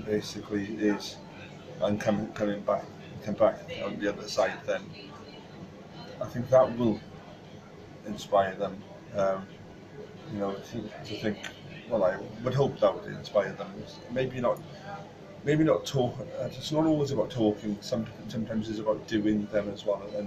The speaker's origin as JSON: {"language": "English", "town": "Pontypridd", "region": "Wales", "country": "United Kingdom", "tie": "born or raised there", "also_born_or_lived": "Roos", "said": "I'm originally from Pontypridd, but I was born in Roos, actually. Moved up to Pontypridd then"}